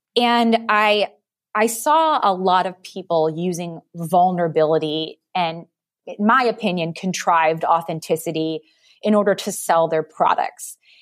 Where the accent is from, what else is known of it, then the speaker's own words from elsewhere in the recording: Detroit, Michigan, United States; I'm from Detroit